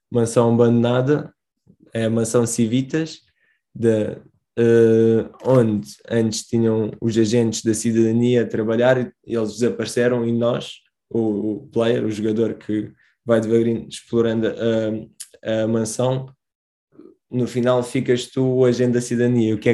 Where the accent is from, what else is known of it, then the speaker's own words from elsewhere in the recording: Portimão, Algarve, Portugal; sou de Portimão